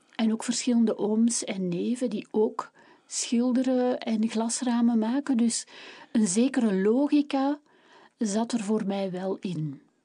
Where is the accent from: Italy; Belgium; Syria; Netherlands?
Belgium; Kempen, Flanders; ik ben een echte Kempense